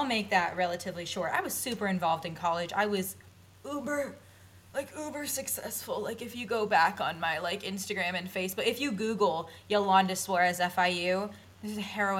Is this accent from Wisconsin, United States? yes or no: no; Deerfield Beach, Florida, United States; now in Orlando, United States; I grew up in South Florida like Jessie in Deerfield Beach, which is near Fort Lauderdale. But I obviously came to Orlando for the Disney College program